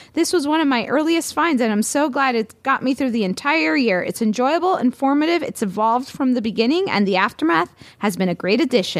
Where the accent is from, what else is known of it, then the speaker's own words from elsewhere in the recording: Miami, Florida, United States; I'm from Miami